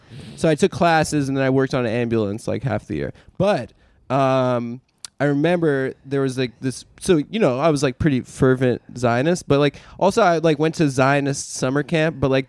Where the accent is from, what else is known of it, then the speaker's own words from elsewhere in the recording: Nevada, United States; I'm from Nevada, so they set everyone up with our Congress people